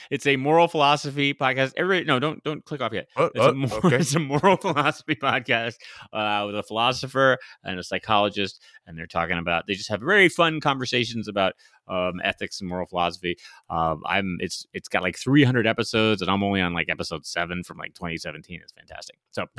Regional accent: Scotland, United Kingdom; I'm a Scotsman myself. What can I say?

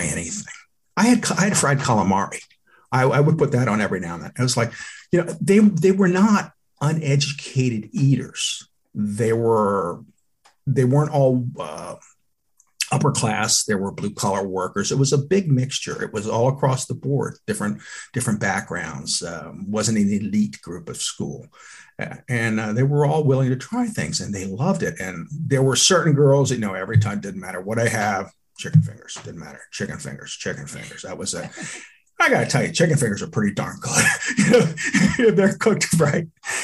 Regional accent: Texas, United States; moved away; also born or lived in Philadelphia area; I'm from Texas

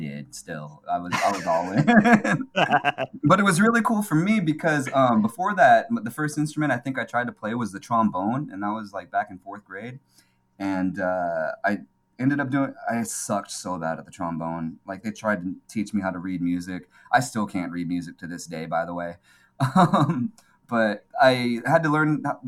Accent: California, United States; also born or lived in Seoul, South Korea; I came to California. I was raised in California

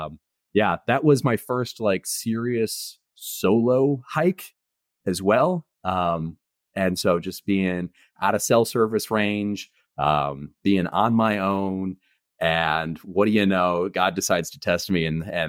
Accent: Indiana, United States; So I grew up in Indiana and have lived there a fair amount of my life, but I also like to travel frequently too.

